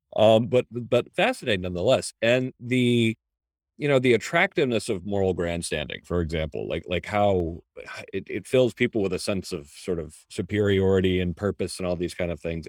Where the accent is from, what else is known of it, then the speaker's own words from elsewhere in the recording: United States; first generation American